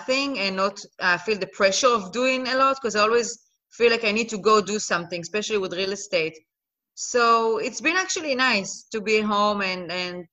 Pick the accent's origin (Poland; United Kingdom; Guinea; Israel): Israel; moved away as an adult; also born or lived in Netherlands; now in Los Angeles, United States; I'm originally from Israel. I was born and raised in Israel.